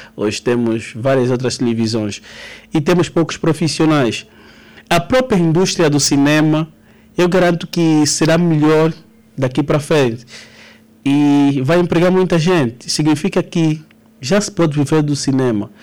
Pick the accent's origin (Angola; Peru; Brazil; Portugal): Angola